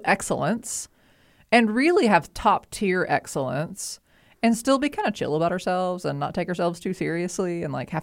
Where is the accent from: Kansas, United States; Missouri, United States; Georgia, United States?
Georgia, United States; outside Atlanta; I grew up outside Atlanta in the 90s